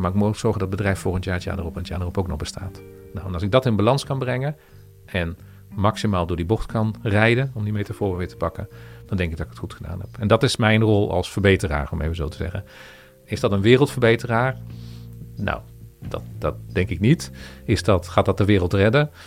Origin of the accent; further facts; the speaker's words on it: Veenendaal, Utrecht, Netherlands; Ik kom oorspronkelijk uit Veenendaal